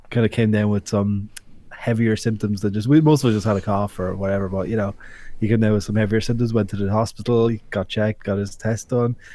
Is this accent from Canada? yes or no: no; Ireland; That's a crucial part of growing up in Ireland.